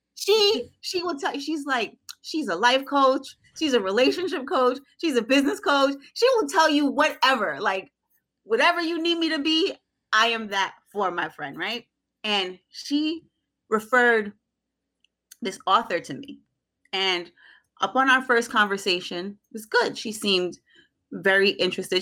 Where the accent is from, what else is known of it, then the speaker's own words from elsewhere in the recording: Jamaica; I'm unapologetically Jamaican